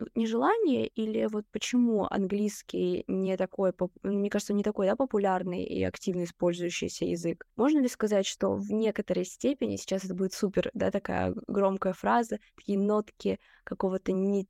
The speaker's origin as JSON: {"language": "Russian", "town": "Rostov-on-Don", "region": "Rostov Oblast", "country": "Russia", "moved": "yes", "lives_now": "Saint Petersburg, Russia", "said": "я из Ростова-на-Дону"}